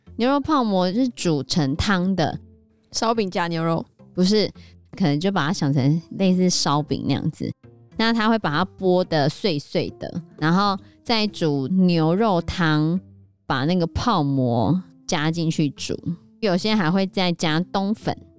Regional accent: Taiwan; accent: Taiwanese accent; 他们说我们有台湾腔

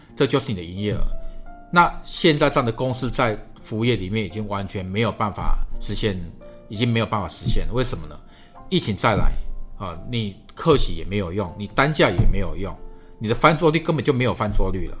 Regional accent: Taiwan; also born or lived in China; 我们台湾人都听过中国的创家有很高的所谓的狼性

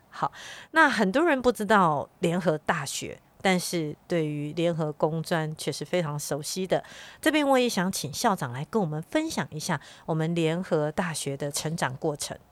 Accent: Miaoli County, Taiwan; 我自己本身就是从小在苗栗长大的苗栗人

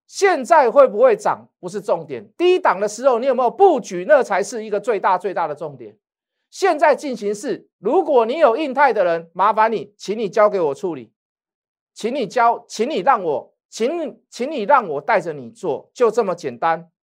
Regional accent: Taiwan; 我们台湾人

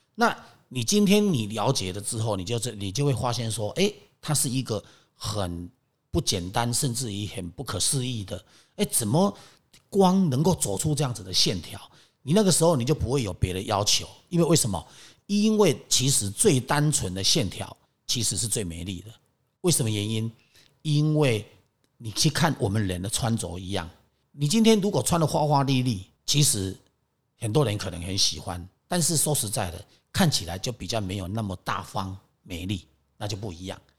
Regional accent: Taiwan; 因为我是在台湾长大嘛

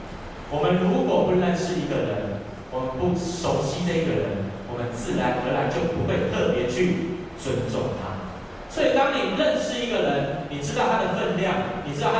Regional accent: southern Taiwan, Taiwan; 我是南部人哈，

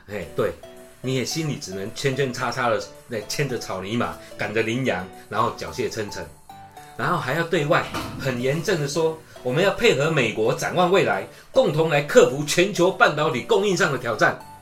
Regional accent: Taiwan; 现在我们台湾人流行的那三个字叫“美更小”

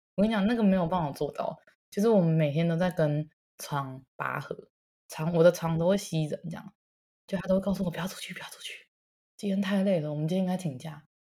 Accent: Taiwan; moved away; 毕竟我也是在台湾土生土长的人

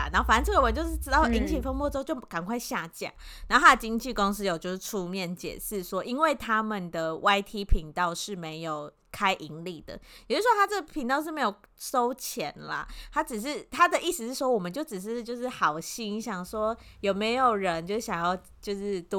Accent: Taiwan; 我们台湾人

